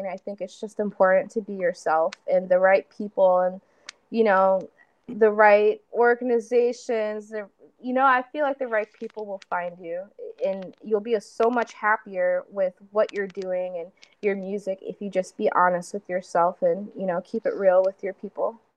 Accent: Chicago, Illinois, United States; I'm from Chicago

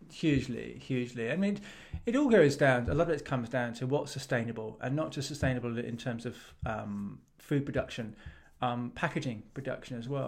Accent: England, United Kingdom; as an English, Englishman and as someone who lives in Britain and the U K

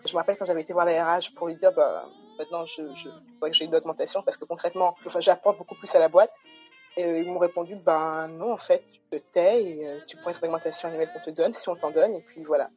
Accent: Guadeloupe; moved away as an adult; also born or lived in Paris; now in France; Donc j'ai grandi en Guadeloupe, j'ai toujours vécu en Guadeloupe

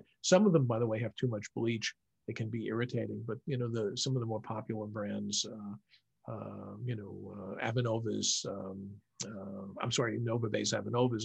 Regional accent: New York City, New York, United States; I grew up in New York City

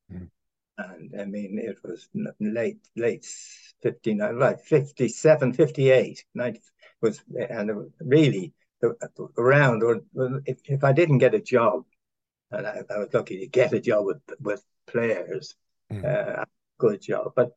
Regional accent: Ireland; now in Auckland, New Zealand; I'm Irish. I was born in Ireland.

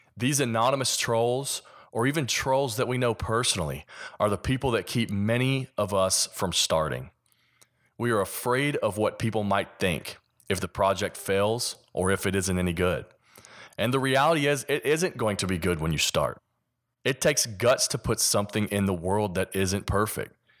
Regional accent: Kentucky, United States; accent: Kentucky; my Kentucky accent

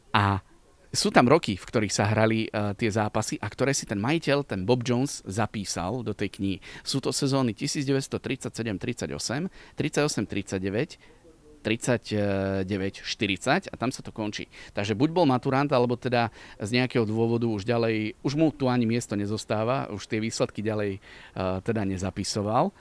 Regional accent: Liptovská Kokava, Žilina Region, Slovakia; now in Bratislava, Slovakia; Pochádzam z Liptovskej Kokavy, čo je okres Liptovský Mikuláš

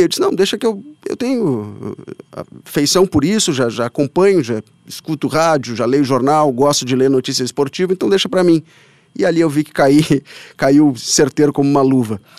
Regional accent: Bagé, Rio Grande do Sul, Brazil; also born or lived in São Borja; Nasci em São Borja, mas me criei em Bagé e lá me formei.

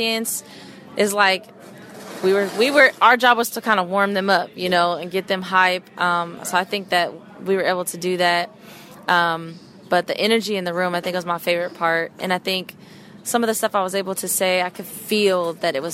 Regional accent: Sacramento, California, United States; moved away as an adult; also born or lived in St. Louis / Louisville / Inglewood area, California; I'm from Sacramento, California, so up north

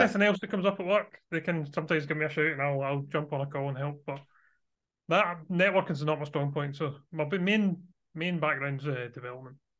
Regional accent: Scotland, United Kingdom; you might be able to guess from my accent, I am from Scotland, so I live near Glasgow in Scotland.

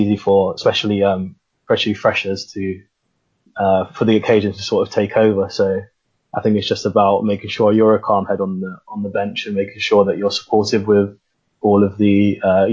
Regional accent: London, United Kingdom; moved away as an adult; also born or lived in Sheffield; I'm from London. I played at Lee Valley before I came to Sheffield

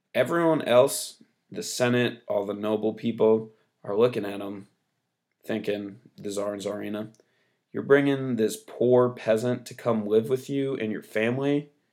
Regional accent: United States; I'm American

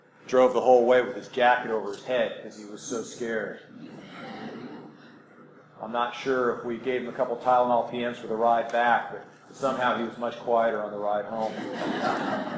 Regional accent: California, United States; now in Mississippi, United States; I'm a good American, born and raised in California

